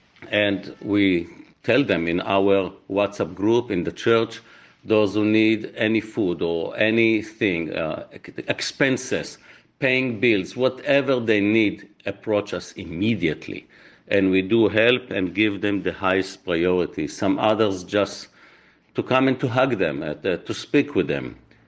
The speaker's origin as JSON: {"language": "English", "country": "Israel", "tie": "born or raised there", "said": "I was born in Israel. I served in the military."}